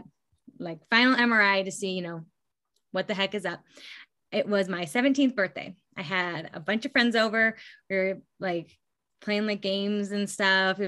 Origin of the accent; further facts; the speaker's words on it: Gardnerville, Nevada, United States; I grew up here in Northern Nevada in a small town. It's called Gardnerville.